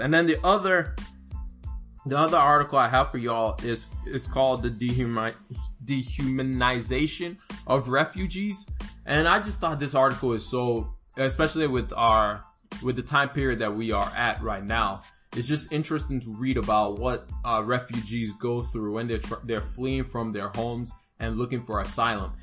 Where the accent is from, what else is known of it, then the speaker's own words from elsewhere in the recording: Alabama, United States; I am from Alabama